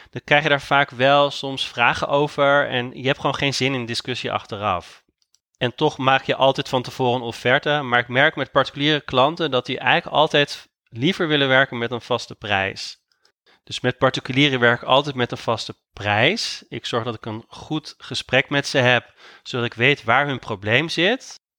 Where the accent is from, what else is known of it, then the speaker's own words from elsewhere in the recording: Amsterdam, North Holland, Netherlands; ik ben interieurontwerper uit Amsterdam